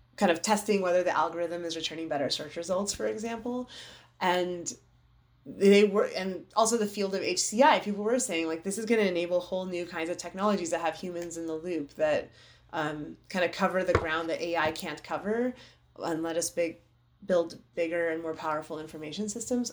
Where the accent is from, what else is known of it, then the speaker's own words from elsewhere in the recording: United States; also born or lived in Iran (parents' origin); my parents are from Iran. They came over here after the revolution